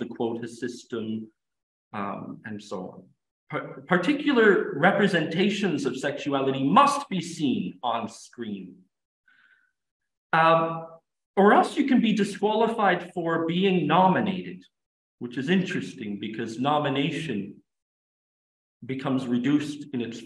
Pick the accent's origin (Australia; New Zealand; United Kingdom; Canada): Canada; I'm an English speaker, but I'm also French Canadian. And I find myself blending the two languages together because it's my language